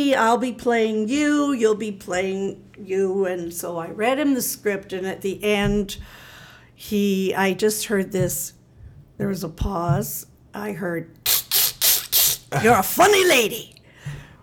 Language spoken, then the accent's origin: English; Canada; I'm Canadian